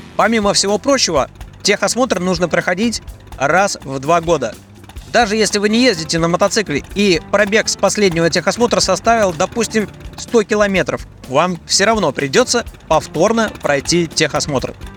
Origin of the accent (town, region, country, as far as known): Russia